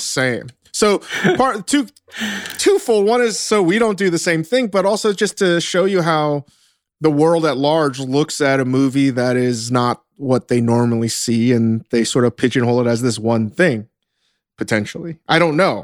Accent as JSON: {"language": "English", "region": "Northern Virginia", "country": "United States", "tie": "born or raised there", "said": "I grew up in Northern Virginia"}